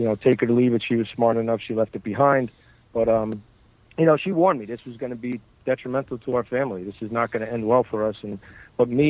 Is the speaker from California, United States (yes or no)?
no; Bayonne, New Jersey, United States; I grew up in Bayonne, New Jersey. That's my neighborhood. So I was surrounded by it since birth